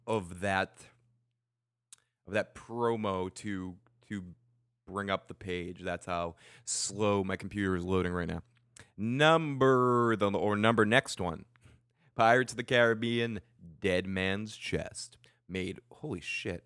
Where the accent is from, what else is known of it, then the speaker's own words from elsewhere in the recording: Lynn, Massachusetts, United States; I was born in Lynn